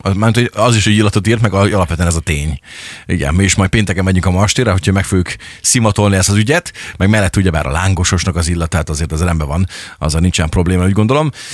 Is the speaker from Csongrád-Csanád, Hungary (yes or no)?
yes; Szeged, Csongrád-Csanád, Hungary; törzsgyökeres szegediként, vagy Szeged mellől származóként